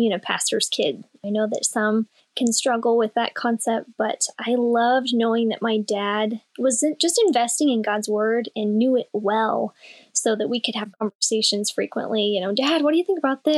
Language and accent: English; Oregon City, Oregon, United States; now in Seward, United States; originally I was born in Oregon City, which is 45 minutes south of Portland